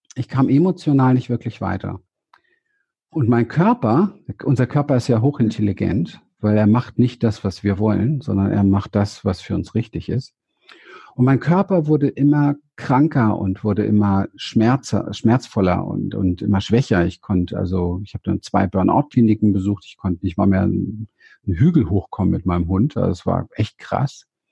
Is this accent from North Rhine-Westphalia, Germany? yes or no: no; Berlin, Germany; Ich bin in Berlin aufgewachsen im Hinterhof